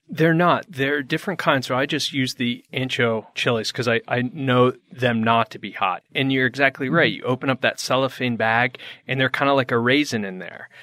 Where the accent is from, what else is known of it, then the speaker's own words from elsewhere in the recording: Connecticut, United States; moved away as an adult; now in Phoenix, United States; I grew up in Connecticut